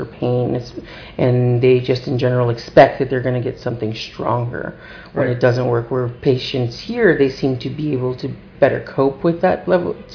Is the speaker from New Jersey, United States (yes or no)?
yes; New Jersey, United States; I'm from New Jersey